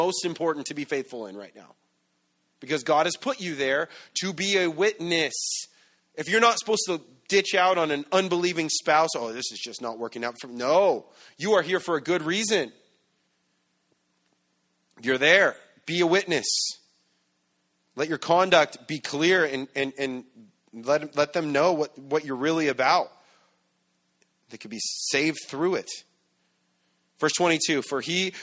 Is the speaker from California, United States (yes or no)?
yes; San Bernardino, California, United States; I'm from San Bernardino